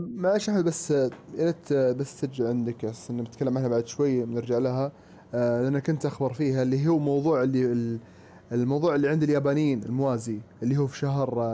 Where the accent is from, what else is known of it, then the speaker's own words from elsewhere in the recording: Saudi Arabia; عندنا في السعوديه